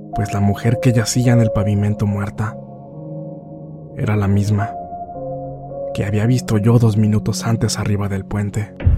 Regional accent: Rafael Lara Grajales, Puebla, Mexico; soy del municipio de Rafael Lara Grajales, situado al noreste de la capital del estado de Puebla

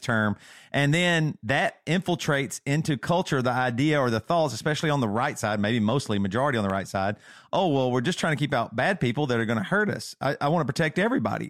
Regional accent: South Carolina, United States; moved away as an adult; also born or lived in Seattle; we grew up in South Carolina

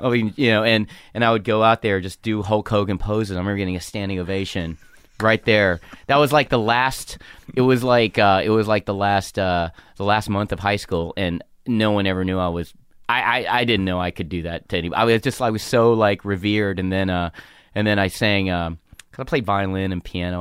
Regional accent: North Carolina, United States; moved away as an adult; I'm a small Asian kid with anger issues growing up in North Carolina

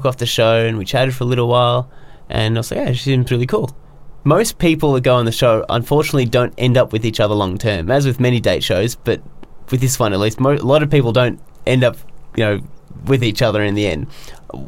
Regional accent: Australia; I'm Australian, but, you know, I'm kind of Chinese as well

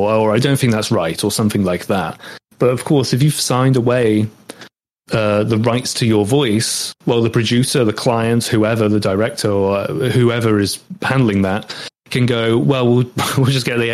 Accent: United Kingdom; accent: British English; I'm British and that's my accent

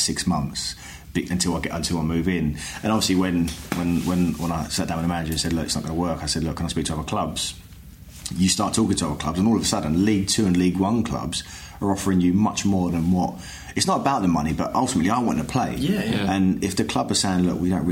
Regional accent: London, United Kingdom; now in Bristol, United Kingdom; I'm from East London.

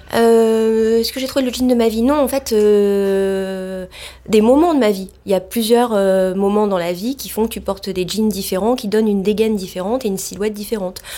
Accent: Marseille, Provence-Alpes-Côte d'Azur, France; moved away; also born or lived in Saint-Germain-des-Prés, Paris; je suis née à Marseille, donc euh, dans une ville euh, du soleil, de la mer. Et j'étais plutôt avec des parents qui ont monté les premières jeaneries à Marseille

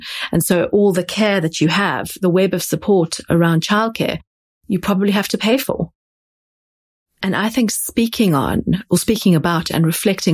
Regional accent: South Africa; now in London, United Kingdom; I grew up in South Africa.

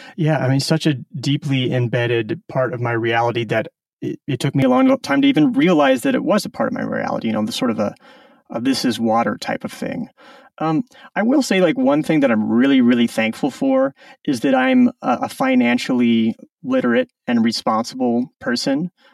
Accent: Omaha, Nebraska, United States; moved away as an adult; also born or lived in Silicon Valley; I grew up in Omaha, Nebraska, so uh, kind of a suburban upbringing.

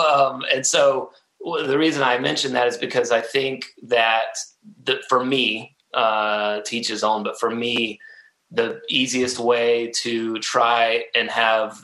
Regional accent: Atlanta, Georgia, United States; I love my home state, and I love, you know, Atlanta. It's a great place to have been born and raised

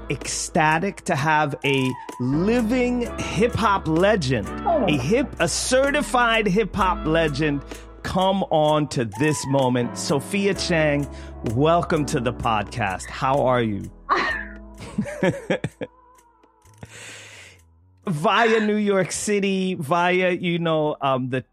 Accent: Sweden; I grew up in Sweden at, you know, 80s, 90s

